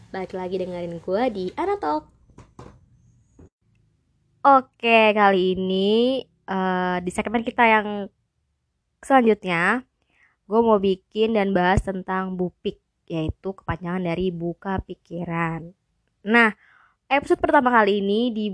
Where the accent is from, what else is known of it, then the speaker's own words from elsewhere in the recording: Sulawesi, Indonesia; saya dari Sulawesi, umur saya mm, 22 tahun.